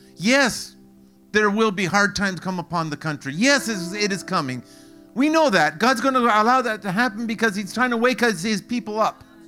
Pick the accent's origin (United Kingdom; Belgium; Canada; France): Canada; I'm Canadian